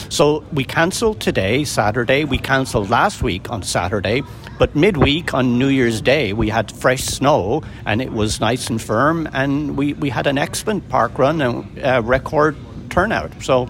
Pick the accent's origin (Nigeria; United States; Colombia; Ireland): Ireland; now in Guelph, Canada; I'm originally from Ireland